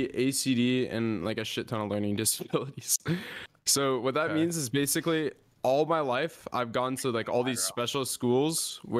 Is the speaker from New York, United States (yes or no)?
no; Atlanta, Georgia, United States; born there; But I was born in Atlanta, actually.